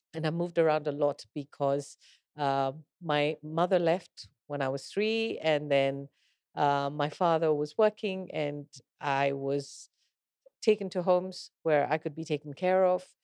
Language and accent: English; Kenya; I'm a Kenyan